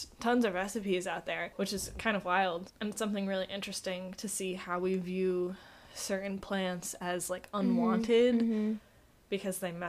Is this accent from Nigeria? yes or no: no; New Jersey, United States; where I grew up in New Jersey